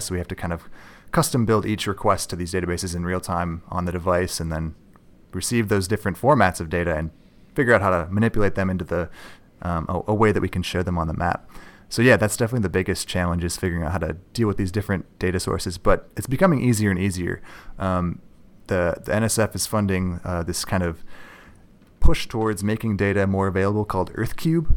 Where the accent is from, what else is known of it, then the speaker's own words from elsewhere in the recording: north shore of Lake Superior, Minnesota, United States; also born or lived in Duluth, Minnesota; I am from Minnesota. I grew up on the north shore of Lake Superior